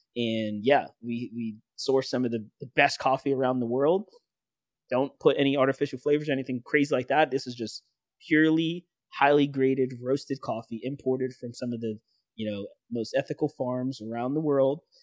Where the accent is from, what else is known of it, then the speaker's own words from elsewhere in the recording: New York City, New York, United States; growing up in the Bronx, New York City